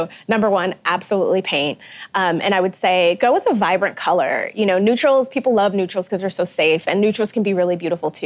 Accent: Detroit, Michigan, United States; I'm also from Detroit, so Motor City, an homage to my hometown

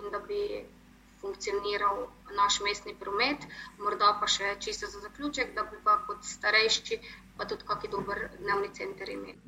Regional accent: Maribor, Drava, Slovenia; smo že tukaj, se pravi Mariborčani

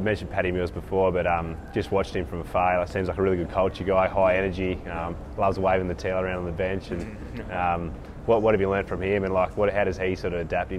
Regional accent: Perth, Western Australia, Australia; I'm from Perth, which is like the West Coast.

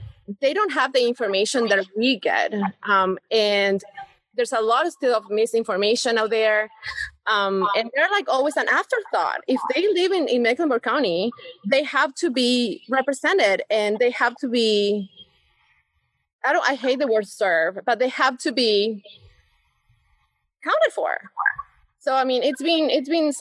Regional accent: Buenos Aires, Argentina; English is a second language; moved away as an adult; also born or lived in Mooresville, North Carolina / Atlanta; now in Charlotte, United States; I come from Buenos Aires in a very, very urban area

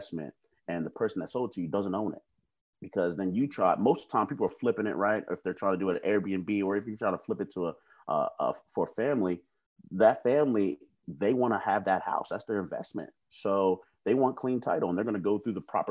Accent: Baltimore, Maryland, United States; now in Charlotte, United States; I'm from Baltimore, Maryland, originally. I now live in Charlotte, North Carolina.

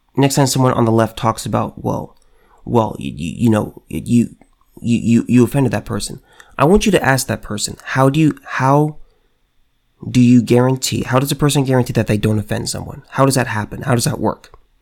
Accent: California, United States; California man right here in my home state

